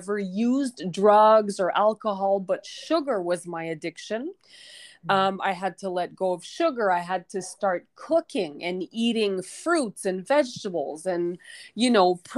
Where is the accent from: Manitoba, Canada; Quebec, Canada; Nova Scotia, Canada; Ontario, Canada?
Quebec, Canada; moved away as an adult; now in Mexico; I'm originally from Quebec, Canada